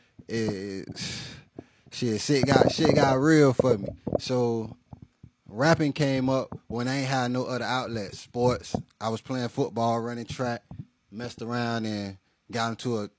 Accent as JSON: {"language": "English", "town": "Miami", "region": "Florida", "country": "United States", "said": "I'm from Miami-Dade, Florida, down south to be exact"}